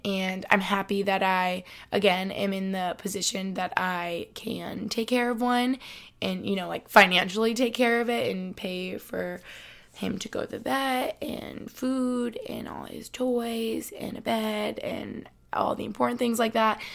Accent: Albany, New York, United States; now in Boston, United States; I'm from Albany

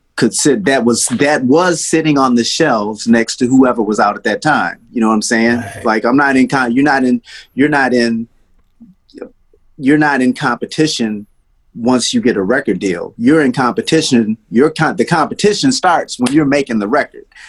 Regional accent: Detroit, Michigan, United States; also born or lived in Nashville, Tennessee; I was born in Nashville, and we left. My family left Nashville when I was uh, probably four years old, and then we moved to Detroit

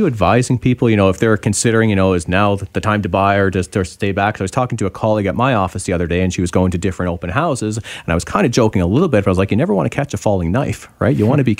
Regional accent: Toronto, Ontario, Canada; now in Vancouver, Canada; Yeah, I was so surprised when I moved to Vancouver. I came from Toronto just over 10 years ago

